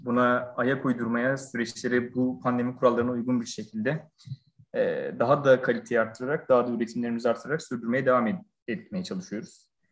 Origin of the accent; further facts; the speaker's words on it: Burhaniye, Balıkesir, Turkey; Balıkesir Burhaniye doğumluyum.